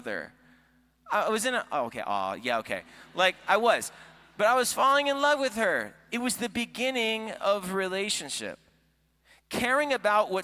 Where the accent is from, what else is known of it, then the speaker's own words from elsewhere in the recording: Florida, United States; moved away; also born or lived in Iowa; I am from Florida